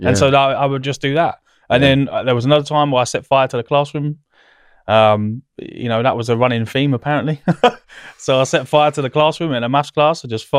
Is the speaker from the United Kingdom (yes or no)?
yes; South East England, United Kingdom; I grew up in Berkshire, which is obviously not far from here.